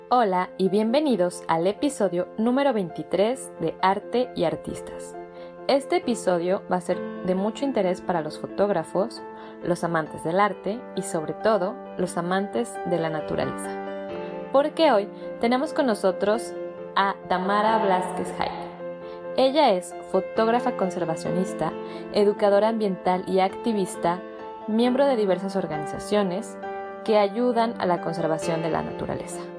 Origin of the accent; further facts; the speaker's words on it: Mexico City, Mexico; yo nací aquí en la Ciudad de México, pero el apellido es libanés.